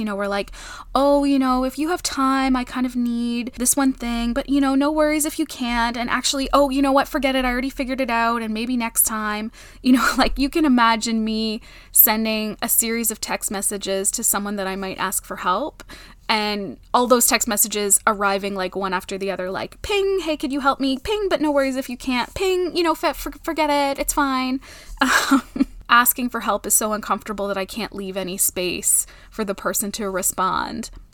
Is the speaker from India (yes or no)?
no; Canada; I'm Canadian